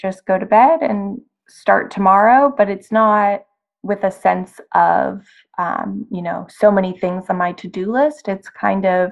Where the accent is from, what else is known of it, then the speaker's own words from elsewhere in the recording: Massachusetts, United States; moved away as an adult; also born or lived in New York City; I'm home where I was born and raised in Massachusetts